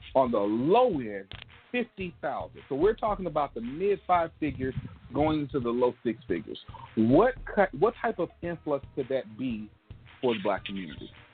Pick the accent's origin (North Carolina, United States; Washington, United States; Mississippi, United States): Mississippi, United States; Gulfport; my hometown, Gulfport, uh, Mississippi